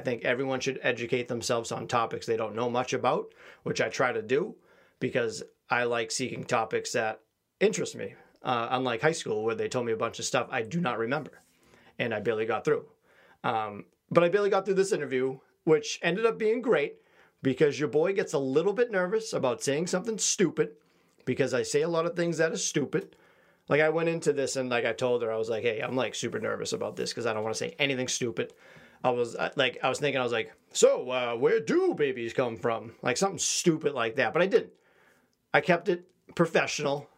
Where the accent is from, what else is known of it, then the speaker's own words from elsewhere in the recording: Quincy, Massachusetts, United States; I grew up in Quincy, which is, uh, heavily Asian populated